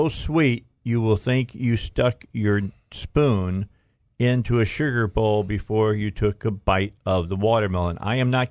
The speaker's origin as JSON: {"language": "English", "region": "Indiana", "country": "United States", "moved": "yes", "lives_now": "Arkansas, United States", "said": "I'm from Indiana originally, all right, but I've been here for almost 20 years."}